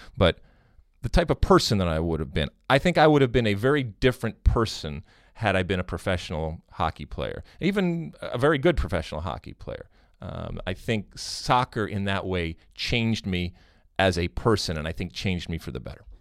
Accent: Detroit, Michigan, United States; I grew up in Michigan. I grew up in Detroit

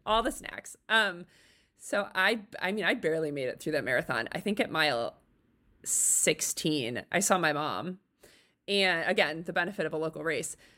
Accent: Chicago, Illinois, United States; moved away as an adult; also born or lived in Littleton, Colorado; I'm from the Chicago ar-, area originally. And so we moved back here

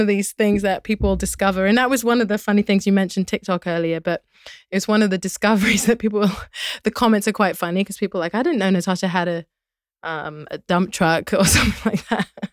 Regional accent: London, United Kingdom; moved away as an adult; now in United States; growing up in London

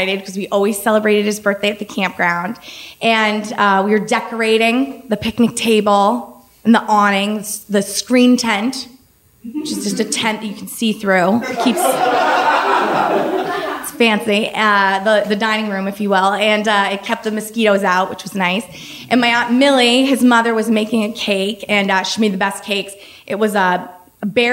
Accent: Maine, United States; my family, growing up in Maine, we camped in the summer

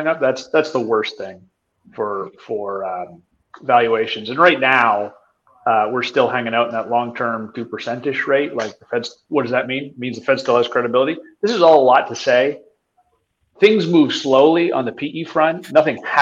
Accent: Canada; I'm Canadian

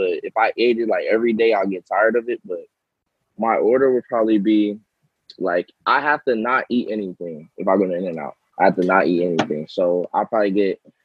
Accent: Palmdale, California, United States; Paul George came from Palmdale, and that's where I'm from

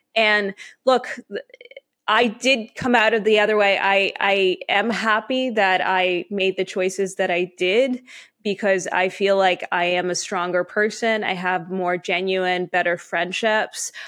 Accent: Canada; also born or lived in Ukraine / Israel; I am Canadian, so I, I, I grew up here.

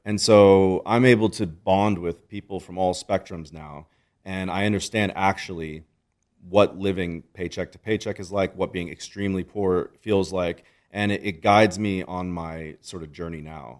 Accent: United States; I was born in America

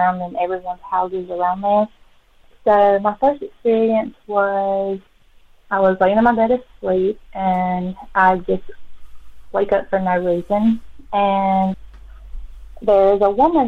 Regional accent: Childersburg, Alabama, United States; I grew up in Childersburg, Alabama

